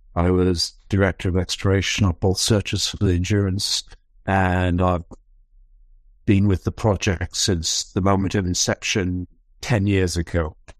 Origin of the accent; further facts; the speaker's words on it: Falkland Islands; I come from the Falkland Islands.